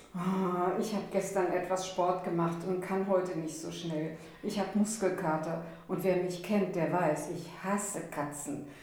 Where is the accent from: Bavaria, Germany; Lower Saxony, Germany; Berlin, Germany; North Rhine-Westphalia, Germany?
North Rhine-Westphalia, Germany; Siebengebirge; für mich als Rheinländerin aus dem Siebengebirge